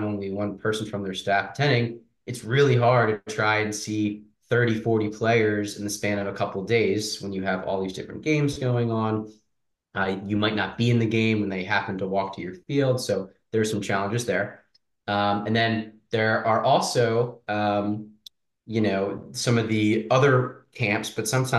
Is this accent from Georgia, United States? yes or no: no; outside of the Philadelphia area, Pennsylvania, United States; also born or lived in Amherst, Massachusetts; I grew up outside of the Philadelphia area, played for FC Delco